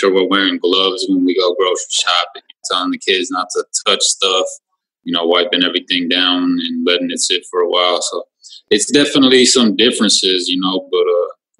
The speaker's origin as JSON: {"language": "English", "town": "Minneapolis", "region": "Minnesota", "country": "United States", "tie": "born or raised there", "said": "I'm born and raised in Minneapolis, Minnesota, enrolled in Leech Lake"}